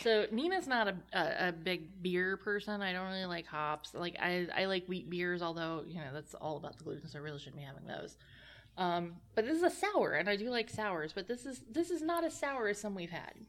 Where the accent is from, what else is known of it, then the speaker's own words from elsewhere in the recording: Nelson County, Virginia, United States; I'm, I'm from Nelson County